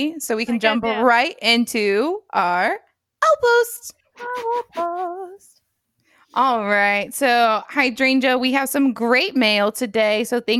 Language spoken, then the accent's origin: English; Cuba; talk nonstop like us Cubans tend